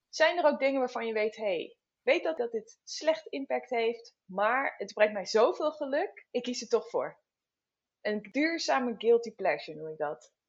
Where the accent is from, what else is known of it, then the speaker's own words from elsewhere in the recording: Netherlands; wij als Nederlanders